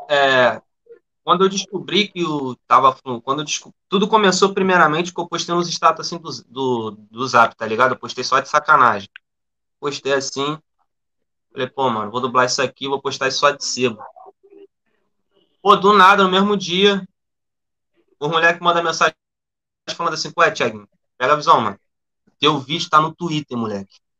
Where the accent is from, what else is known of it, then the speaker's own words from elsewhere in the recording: Sepetiba, Rio de Janeiro, Brazil; eu sou cria da Zona Oeste, na verdade, sou cria de Septiba, e depois que eu morei pra, pra Santa Cruz